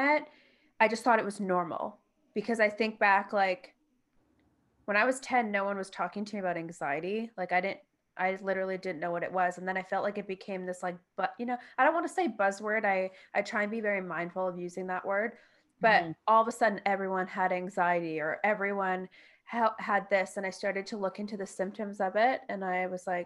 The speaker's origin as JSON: {"language": "English", "town": "Toronto", "region": "Ontario", "country": "Canada", "moved": "yes", "said": "I'm from Toronto"}